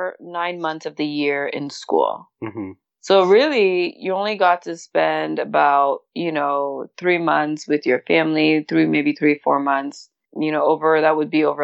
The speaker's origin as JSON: {"language": "English", "town": "Douala", "region": "Littoral", "country": "Cameroon", "tie": "born or raised there", "also_born_or_lived": "Limbe, Cameroon / Curaçao", "moved": "as an adult", "lives_now": "United States", "said": "I grew up in Cameroon, just like you mentioned, born and raised in Douala"}